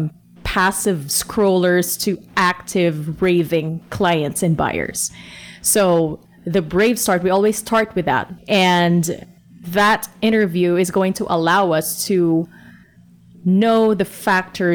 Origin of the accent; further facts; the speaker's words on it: Philippines; we're from the Philippines